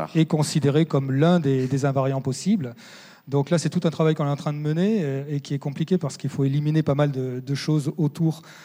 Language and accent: French; France; chez nous, en France